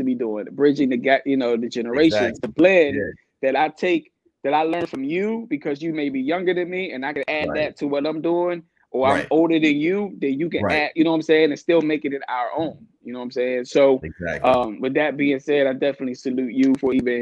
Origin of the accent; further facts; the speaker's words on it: Takoma Park, Maryland, United States; also born or lived in Washington, D.C.; born and raised in Washington, D.C., probably when I was about 3 or 4, my grandma decided to say, hey, let's move out of the city. Let's move to Tacoma Park.